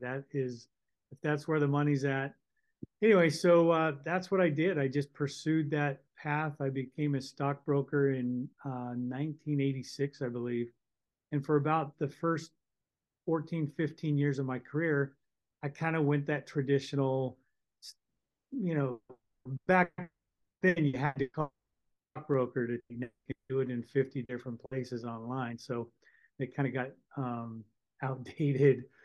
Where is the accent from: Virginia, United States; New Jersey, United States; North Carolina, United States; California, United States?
California, United States; Northern; I grew up in California, Northern California